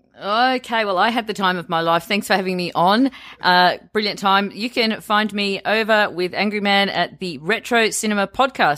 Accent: Australia

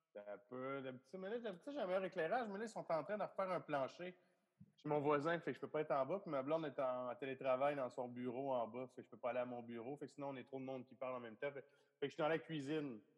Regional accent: Val-d'Or, Quebec, Canada; moved away; je suis genre de Val d'Or

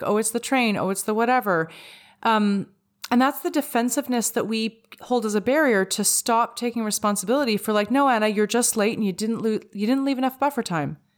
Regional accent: Vancouver, British Columbia, Canada; I'm from Vancouver, where, like, it rains for three days straight.

